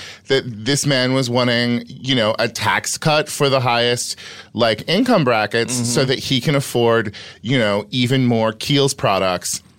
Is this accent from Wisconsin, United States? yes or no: no; Sacramento Valley, California, United States; I grew up in the Sacramento Valley.